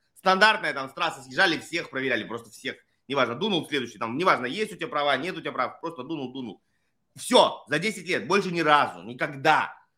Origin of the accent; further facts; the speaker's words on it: Russia; moved away as an adult; Я давно уехал из России, но я все равно родился в России